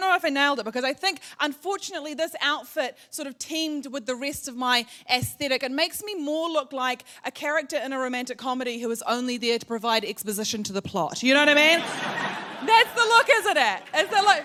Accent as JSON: {"language": "English", "country": "New Zealand", "said": "I am from New Zealand"}